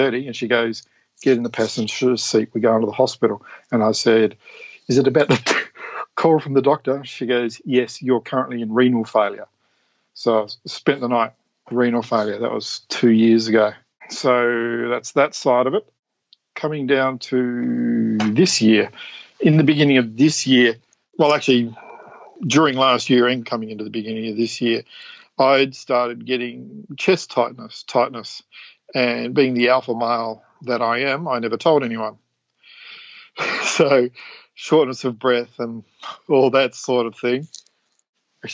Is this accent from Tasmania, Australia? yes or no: yes; Tasmania, Australia; moved away as an adult; I was born in Tasmania. 6 kids, Salvation Army upbringing, so Christian church upbringing. Standard, was it meat and 3 veg meals growing up. Left Tasmania in the mid-90s to join the Air Force